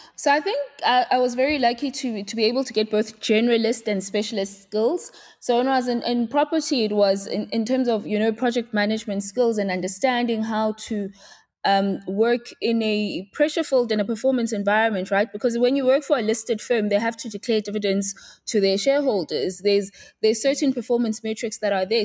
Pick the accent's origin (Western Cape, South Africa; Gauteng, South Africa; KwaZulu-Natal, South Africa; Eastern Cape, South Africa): KwaZulu-Natal, South Africa; Pietermaritzburg; moved away as an adult; now in Johannesburg, South Africa; I'm from Pietermaritzburg in K Z N. So that's where I was born, uh, bred and raised, and that's where I did my schooling up until I was eighteen.